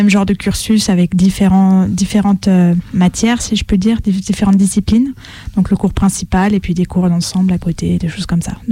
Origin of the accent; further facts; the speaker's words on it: France; mon professeur était italien, moi française.